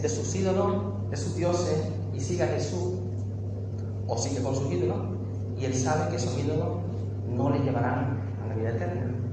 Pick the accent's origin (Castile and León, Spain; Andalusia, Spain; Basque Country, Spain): Andalusia, Spain; nosotros somos andaluces